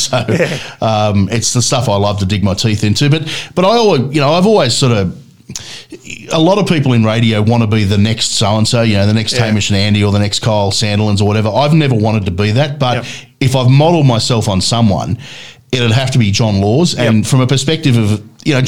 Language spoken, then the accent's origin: English; Sydney, New South Wales, Australia; moved away as an adult; now in Canberra, Australia; I grew up in Sydney